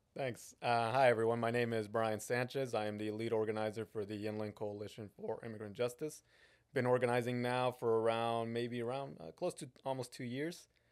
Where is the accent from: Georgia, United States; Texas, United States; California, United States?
California, United States; San Bernardino; moved away; I was born in San Bernardino and then I moved away and now I'm back